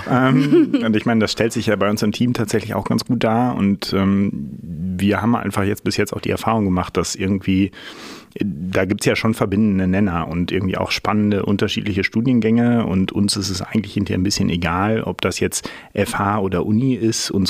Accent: Münster, North Rhine-Westphalia, Germany; ähm, aus Münster hier geblieben, immer noch.

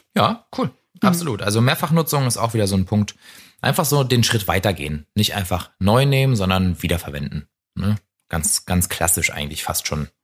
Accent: Potsdam, Brandenburg, Germany; aus meiner Heimatstadt Potsdam

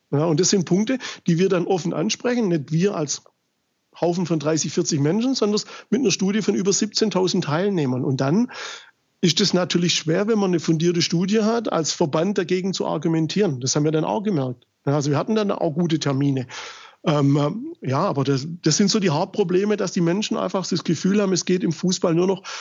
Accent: Germany; wir kommen aus Deutschland, im Land der Demokratie und Mitbestimmung

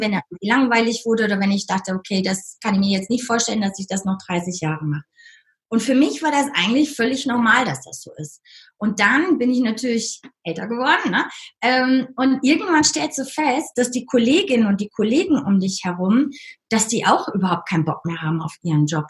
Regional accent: North Rhine-Westphalia, Germany; moved away as an adult; also born or lived in United States; now in Lake Constance, Germany; von meiner Heimat Nordrhein-Westfalen

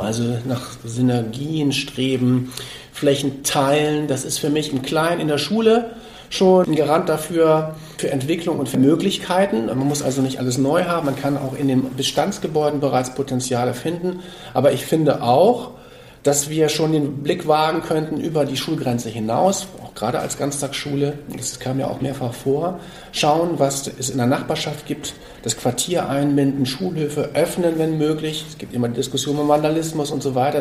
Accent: Hamburg, Germany; ich bin ja aus Hamburg

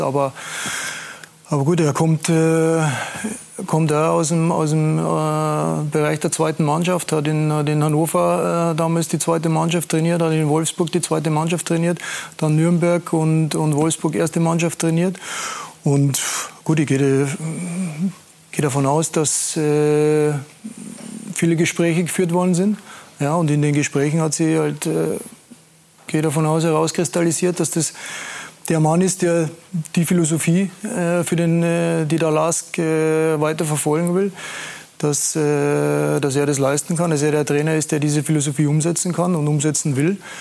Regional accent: Austria; als Österreicher

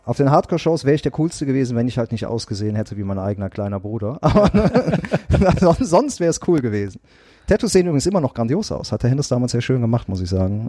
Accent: Bergisches Land, North Rhine-Westphalia, Germany; also born or lived in Wanne-Eickel; Ich bin ja im, im Bergischen Land groß geworden, in so einem kleinen zweieinhalbtausend

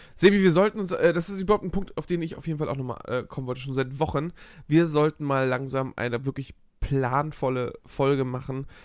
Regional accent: Hamburg, Germany; ich als Hamburger Jung

